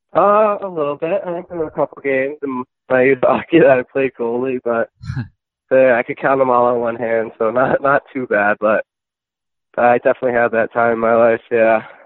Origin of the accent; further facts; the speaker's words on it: Millis, Massachusetts, United States; I grew up in a small town in Massachusetts, uh, Millis